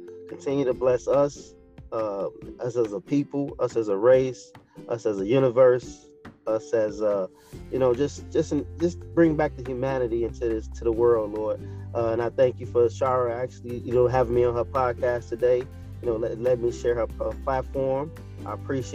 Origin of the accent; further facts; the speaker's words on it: Chicago, Illinois, United States; I was born Chicago, Illinois